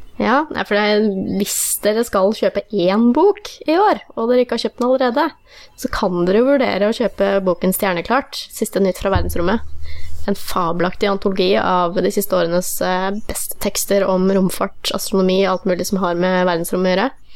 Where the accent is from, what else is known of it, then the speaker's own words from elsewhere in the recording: Fredrikstad, Østfold, Norway; min hjemby Fredrikstad